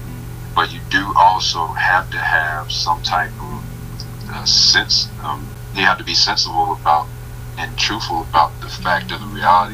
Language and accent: English; Gadsden, Alabama, United States; now in Atlanta, United States; I've seen my dad every single day before I moved from Gaston, Alabama to Atlanta, Georgia